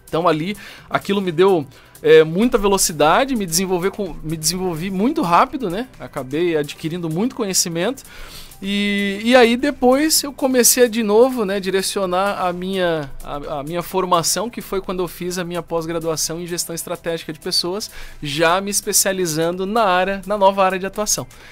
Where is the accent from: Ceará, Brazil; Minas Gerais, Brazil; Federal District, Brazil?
Federal District, Brazil; Brasília; now in Joinville, Brazil; sou de Brasília, né? Não sou joinvilense, mas adotei Joinville como minha cidade do coração, já moro aqui há muitos anos